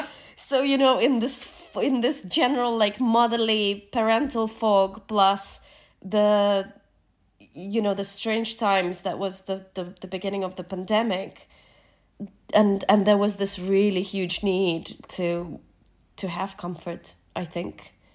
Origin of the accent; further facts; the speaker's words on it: Nova Kakhovka, Kherson Oblast, Ukraine; moved away; Kachowka in my hometown